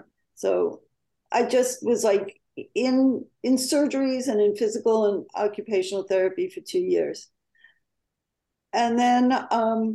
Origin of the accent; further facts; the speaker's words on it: New York, United States; moved away; also born or lived in California; being a New Yorker, I wanted to make it in my hometown, New York